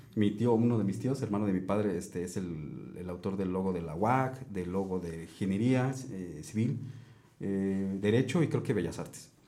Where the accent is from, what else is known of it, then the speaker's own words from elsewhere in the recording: Mexico; llevo mi ciudad, o sea, aparte de, mi país, llevo mi ciudad